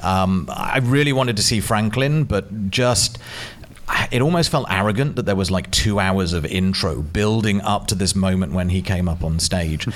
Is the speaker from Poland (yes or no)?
no; England, United Kingdom; now in New Zealand; As an Englishman